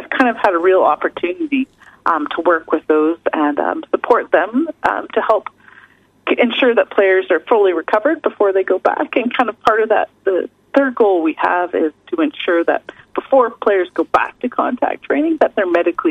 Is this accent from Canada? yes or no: yes; British Columbia, Canada; moved away as an adult; now in New Zealand; I hail from Canada, so from British Columbia, and I came over to New Zealand in 2010 to do my PhD